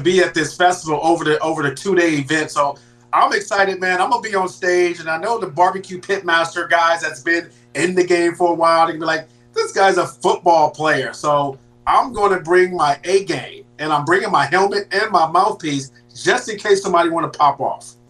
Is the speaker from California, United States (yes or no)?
yes; California, United States; I'm from Cali